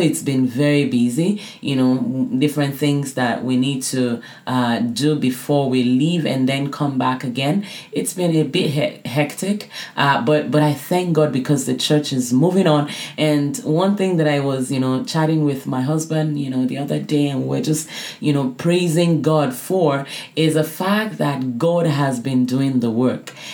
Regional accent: Nigeria; moved away; also born or lived in Canada; I grew up in Nigeria

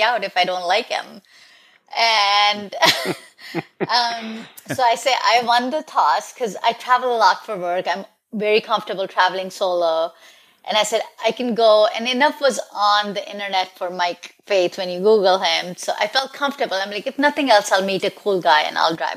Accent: India; also born or lived in New Jersey / Michigan / Milwaukee; now in Nashville, United States; I'm from India a long time ago, 32 years ago, and then I moved to New Jersey, then to Michigan, then to Milwaukee, and now in Nashville.

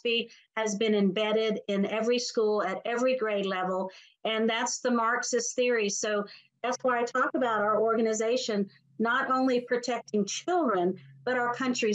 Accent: South Carolina, United States; my home state of South Carolina

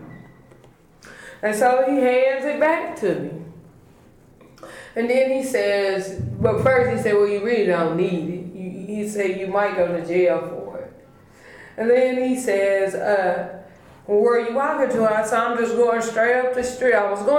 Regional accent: United States; I grew up on East Hill, right off of 32nd and Kelly

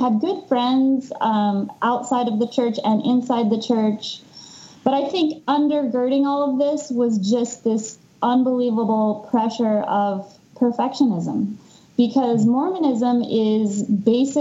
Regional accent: Denver, Colorado, United States; moved away; also born or lived in Salt Lake City, Utah; I grew up in Denver

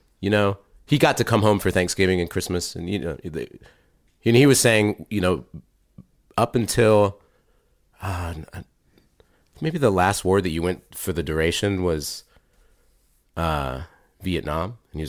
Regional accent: Washington, United States; also born or lived in Texas / Germany; I was born in Texas, but grew up in Washington in Germany.

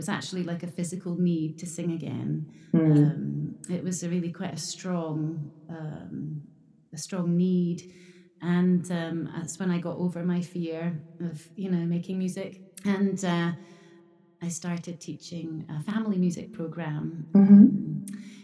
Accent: Scotland, United Kingdom; moved away as an adult; now in Japan; I grew up in Scotland

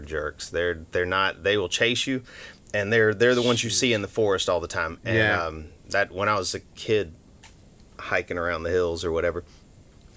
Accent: Memphis, Tennessee, United States; also born or lived in Chattanooga; now in Hong Kong; In Memphis. I mostly grew up. I was born in Chattanooga.

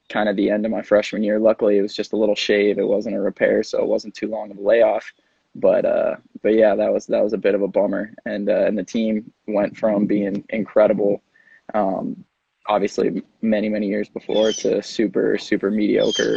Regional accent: Dallas, Texas, United States; moved away; I grew up in Dallas

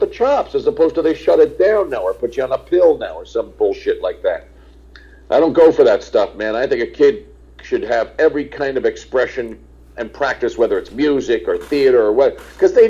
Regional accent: New York, United States; also born or lived in Englewood, New Jersey; I grew up in New York and then right across from it, Englewood, New Jersey

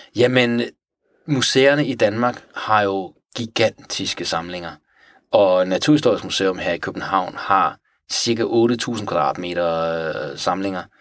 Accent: Tehran, Tehran Province, Iran; now in Denmark; jeg er vokset op i Teheran

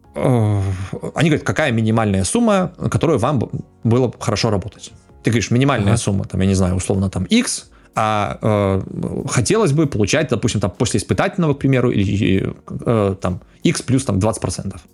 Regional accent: Belarus; я как белорус

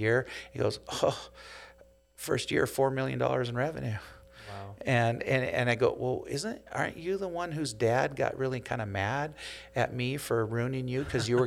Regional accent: Seattle, Washington, United States; also born or lived in Provo, Utah; Seattle, my hometown

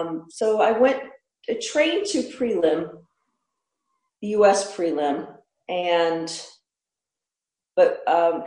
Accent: Pennsylvania, United States; I grew up in Pennsylvania where it's hilly and woods.

